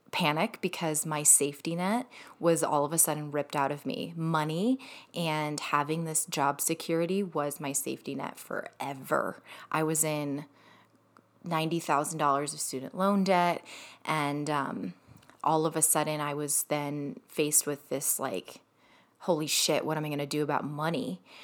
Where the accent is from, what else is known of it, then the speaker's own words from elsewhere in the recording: Ohio, United States; moved away as an adult; also born or lived in Michigan; I moved to Michigan from Ohio, so that's where I grew up. Was in Ohio